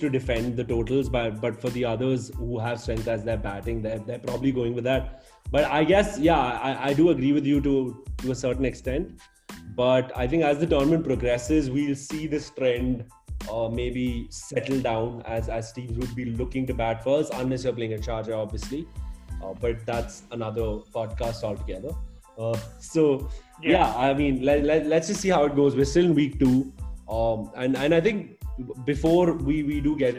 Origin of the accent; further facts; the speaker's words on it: Bangalore, Karnataka, India; And I am from Bangalore after all. I stay in this city